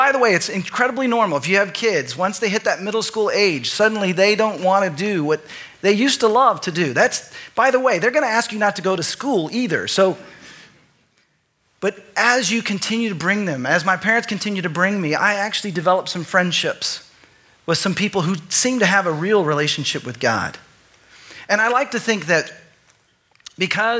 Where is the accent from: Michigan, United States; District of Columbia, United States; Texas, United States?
Texas, United States; I grew up in Texas